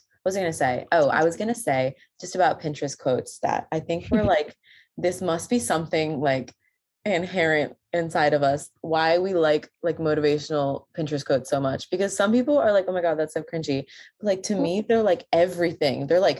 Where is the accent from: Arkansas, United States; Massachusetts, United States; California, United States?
Massachusetts, United States; Boston; I'm from Boston, actually.